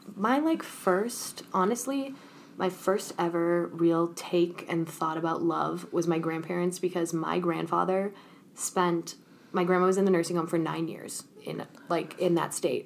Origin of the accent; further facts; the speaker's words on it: Minnesota, United States; also born or lived in Chicago; when I first moved to Minnesota, I was in seventh grade